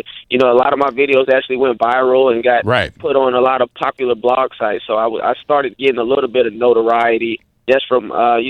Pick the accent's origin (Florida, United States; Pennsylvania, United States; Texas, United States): Florida, United States; St. Petersburg; moved away as an adult; also born or lived in Atlanta / Los Angeles; I'm originally from St. Petersburg, Florida, born and raised, and I went to Gibbs High School, Pinellas County Center for the Arts, went to Bay Point Middle School. I started acting in the Tampa Bay area, doing Shakespeare in the Park growing up.